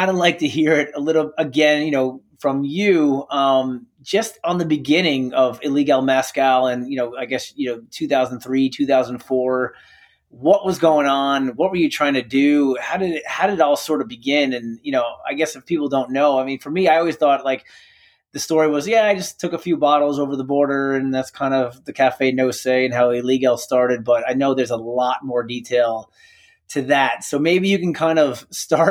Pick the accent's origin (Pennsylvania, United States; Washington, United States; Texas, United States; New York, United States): New York, United States; I'm from New York